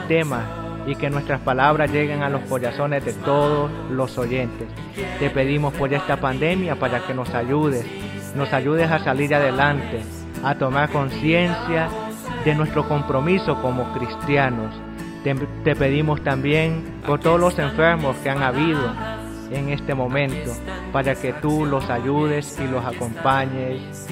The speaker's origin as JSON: {"language": "Spanish", "country": "El Salvador", "said": "soy del Salvador"}